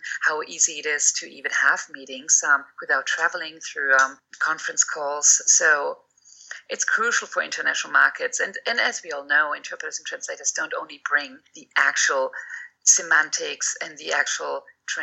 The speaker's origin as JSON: {"language": "English", "country": "Germany", "moved": "yes", "said": "I've quoted our former chancellor, Willy Brandt, many times"}